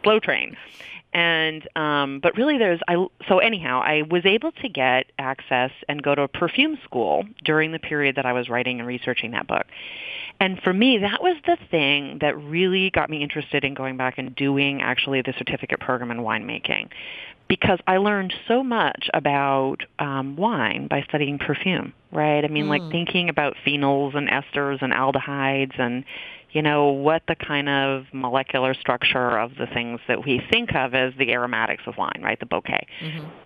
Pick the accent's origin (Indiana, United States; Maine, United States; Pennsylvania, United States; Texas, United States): Maine, United States; moved away as an adult; also born or lived in Seattle, Washington / Midwest; I grew up on the East Coast. I um, actually grew up in Maine